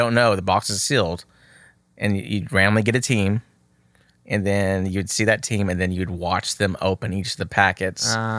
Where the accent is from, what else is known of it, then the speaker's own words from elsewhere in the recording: Texas, United States; I'm from Texas.